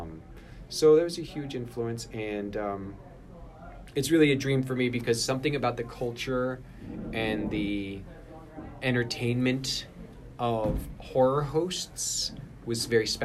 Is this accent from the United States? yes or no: yes; Kansas City, United States; I grew up in Kansas City